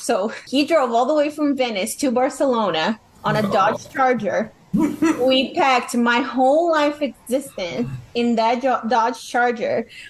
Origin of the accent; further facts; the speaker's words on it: London, United Kingdom; I came from London. I speak a British, you know, English.